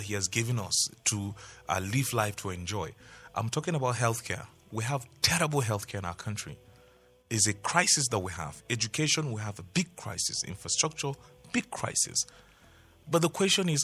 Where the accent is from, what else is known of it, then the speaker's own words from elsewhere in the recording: Nigeria; I'm a Nigerian